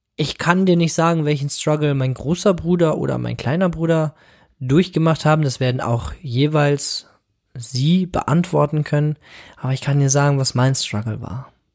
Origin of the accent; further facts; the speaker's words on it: Bramsche, Lower Saxony, Germany; Ich bin geboren 1995 in Bramsche. Bramsche liegt nahe Osnabrück in Niedersachsen.